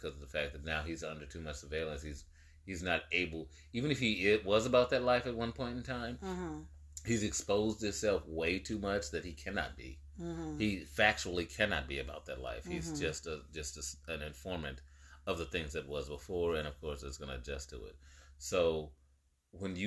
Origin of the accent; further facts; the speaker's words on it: the Bay Area, California, United States; I grew up in the Bay